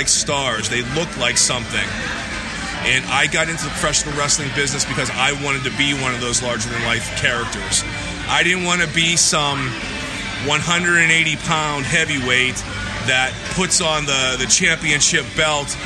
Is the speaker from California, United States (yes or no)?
no; Pittsburgh, Pennsylvania, United States; I grew up in Pittsburgh, Pennsylvania